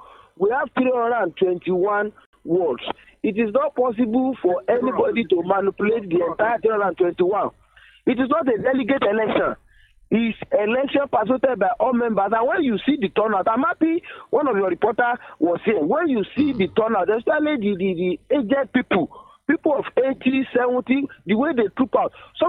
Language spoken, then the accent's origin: English; Osun, Nigeria; As I'm talking to you, I came from Ward 9 in Ile, Borikwe local government.